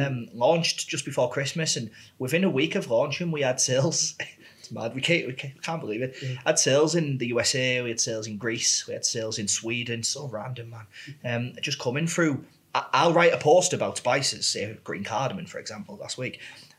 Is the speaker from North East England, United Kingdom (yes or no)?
yes; Middlesbrough, North East England, United Kingdom; Yeah, so I grew up in Pannister Park in Borough, went to St. Alphonsus Primary School and St. David's Secondary School.